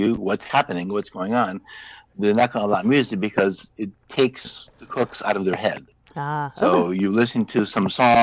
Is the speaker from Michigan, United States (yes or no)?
yes; Northern Michigan, United States; also born or lived in Florida; now in Oregon, United States; I grew up in Northern Michigan, so I know what 220 inches of snow looks like